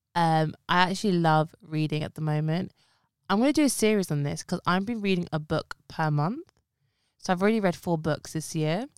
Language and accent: English; London, United Kingdom; I've been in East London, babe, since day one